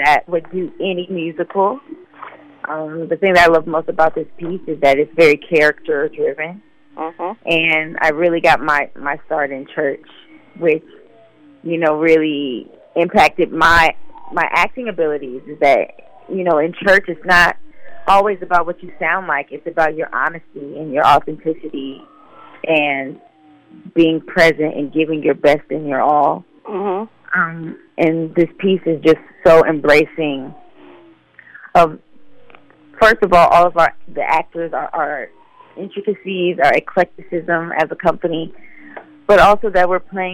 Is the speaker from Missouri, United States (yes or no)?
no; Decatur, Illinois, United States; also born or lived in Peoria, Illinois; I was raised in Decatur, Illinois